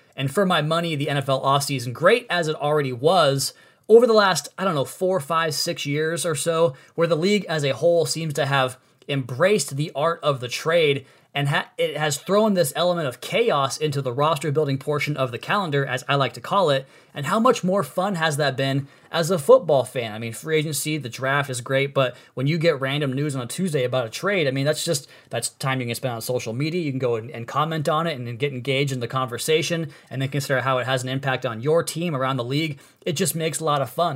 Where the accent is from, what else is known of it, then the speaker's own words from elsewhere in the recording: Washington, United States; my hometown back in Washington State